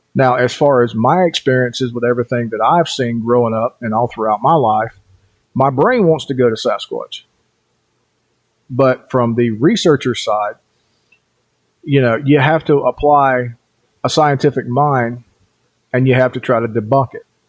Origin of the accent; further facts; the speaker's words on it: Cherokee Reservation, Swain County, North Carolina, United States; also born or lived in southeast Idaho; now in Idaho, United States; I was born and raised on the Cherokee Reservation in North Carolina, and that's in Swain County for those of you who know